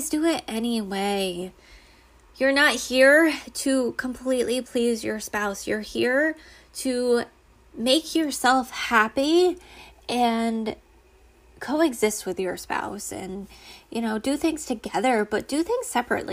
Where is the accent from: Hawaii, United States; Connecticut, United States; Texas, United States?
Connecticut, United States; also born or lived in Rhode Island; I was born and raised in Connecticut. Well, born in Rhode Island, raised in Connecticut